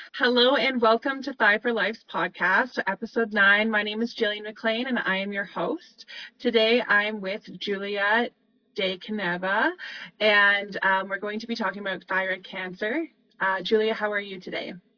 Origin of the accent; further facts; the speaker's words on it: Calgary, Alberta, Canada; I'm from Calgary